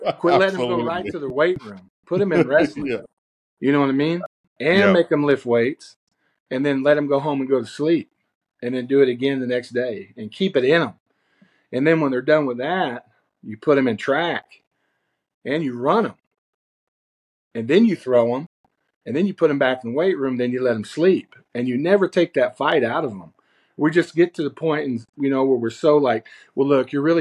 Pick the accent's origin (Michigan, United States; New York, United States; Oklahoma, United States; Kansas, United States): Oklahoma, United States; far Northeast; I'm from Northeast Oklahoma. I grew up in north, far Northeast Oklahoma